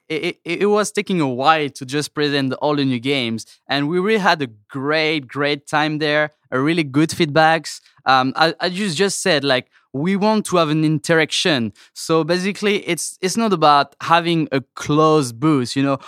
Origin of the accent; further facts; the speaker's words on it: France; accent: French; English is a second language; moved away as an adult; now in United States; I'm from France